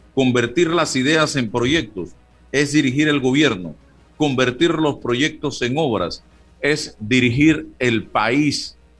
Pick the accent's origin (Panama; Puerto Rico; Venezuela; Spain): Panama; Somos panameños todos